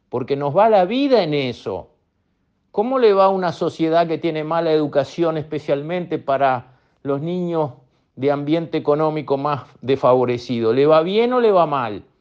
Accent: Uruguay; miren dónde tenemos que poner la plata como uruguayos.

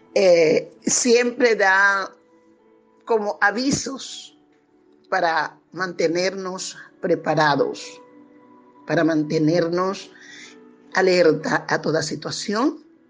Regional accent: Venezuela; somos nosotros, pueblo venezolano

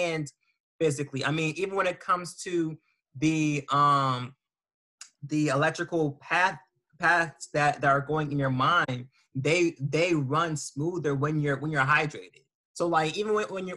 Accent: Las Vegas, Nevada, United States; I'm from Vegas

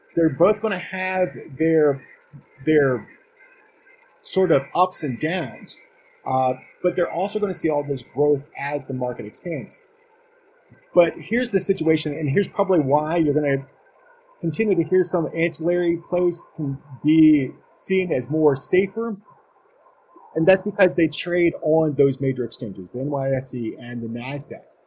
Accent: Maryland, United States; my home state of Maryland

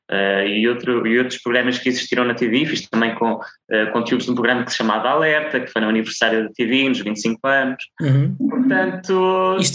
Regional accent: Azores, Portugal; accent: Micaelense; especialmente para as personagens que não são micaelenses, tens que uhum. abafar o sotaque. E se calhar houve aqui alguma coisa no subconsciente que me fez apagar o sotaque quando ele não é necessário

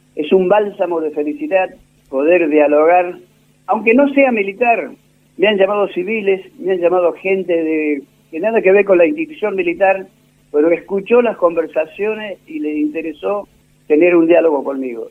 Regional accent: Catamarca, Argentina; also born or lived in Córdoba, Argentina / Punta Alta, Argentina; Yo nací en la provincia de Catamarca, exactamente en el pueblo donde nació Fray Alberto

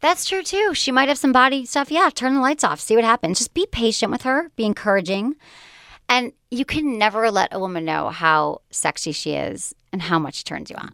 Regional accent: Michigan, United States; moved away; also born or lived in California; I was, like, a nice girl from Michigan.

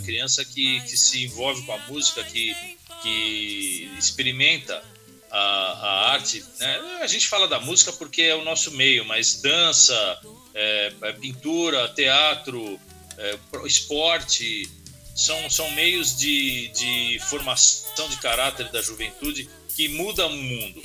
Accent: Brazil; sou brasileiro

